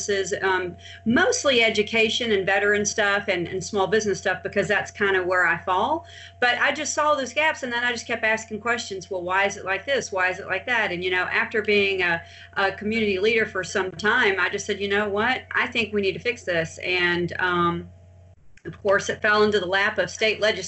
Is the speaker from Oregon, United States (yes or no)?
no; Pensacola, Florida, United States; I'm from Pensacola, Florida. My family actually founded this community